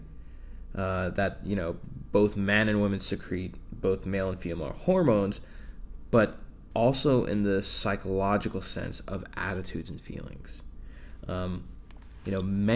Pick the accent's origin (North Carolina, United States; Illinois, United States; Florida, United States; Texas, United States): Texas, United States; I was born in Texas